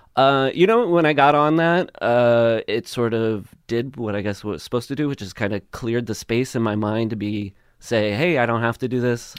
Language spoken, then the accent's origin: English; Le Mars, Iowa, United States; moved away; I grew up in Iowa, Northwest Iowa, this town called, uh, Lamar's.